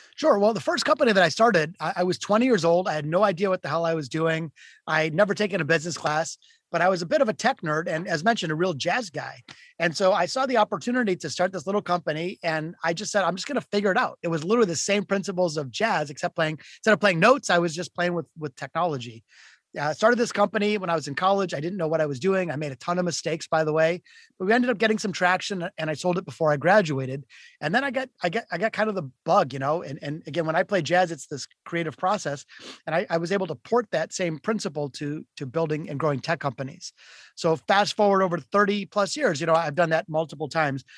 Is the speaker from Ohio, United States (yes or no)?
no; Detroit, Michigan, United States; I'm from Detroit, Michigan. I was born in the city of Detroit and I grew up playing guitar